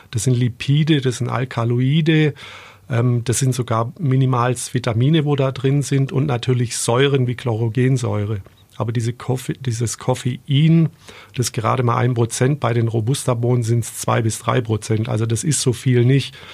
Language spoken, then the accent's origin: German; Biberach, Baden-Württemberg, Germany; also ich bin in Biberach aufgewachsen und bin dann nach der Schule, weil mir das alles ein bisschen klein und beengt davor gekommen ist, dann in die große weite Welt raus und bin jahrelang zur See gefahren.